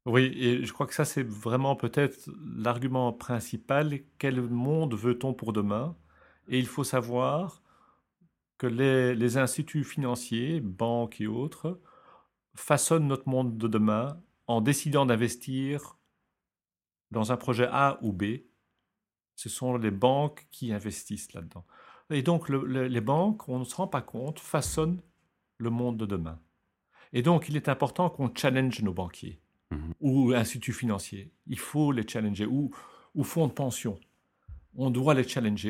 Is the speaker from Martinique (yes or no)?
no; Belgium; je suis belge